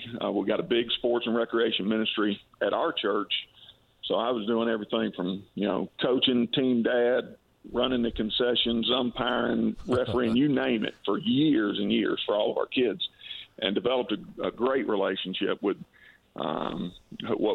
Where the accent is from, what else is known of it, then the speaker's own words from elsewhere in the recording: Valdosta, Georgia, United States; now in Warner Robins, United States; I have incredibly fond memories of growing up in South Georgia